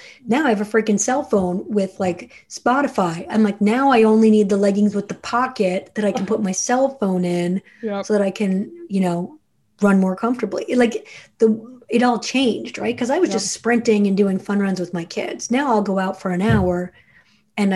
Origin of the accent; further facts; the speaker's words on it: New Jersey, United States; I'm from Jersey